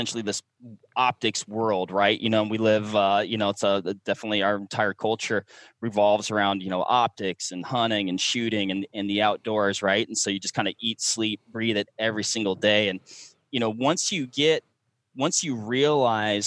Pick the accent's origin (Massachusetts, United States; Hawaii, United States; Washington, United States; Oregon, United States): Washington, United States; moved away; back when I lived in Washington. So Washington State's my home state